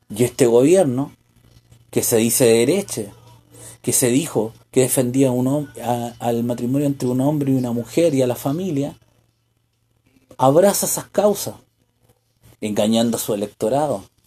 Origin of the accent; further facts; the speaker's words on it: Chile; los chilenos